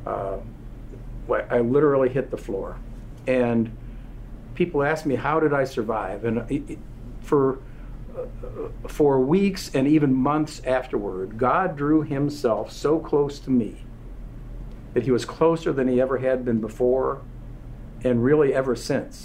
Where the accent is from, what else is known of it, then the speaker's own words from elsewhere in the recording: Marshall, Michigan, United States; my hometown in Marshall, Michigan